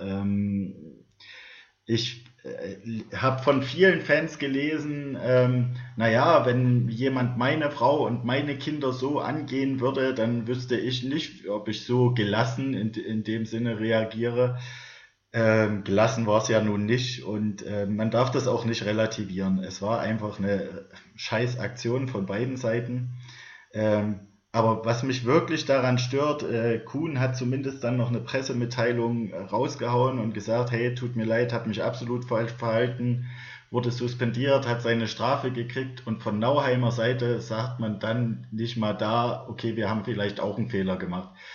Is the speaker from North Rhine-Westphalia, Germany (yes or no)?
no; Saxony, Germany; als Sachse